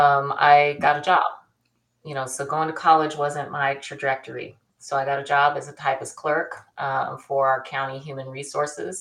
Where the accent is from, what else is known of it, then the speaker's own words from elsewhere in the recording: Bakersfield, California, United States; my tail end of my childhood, I grew up in Bakersfield.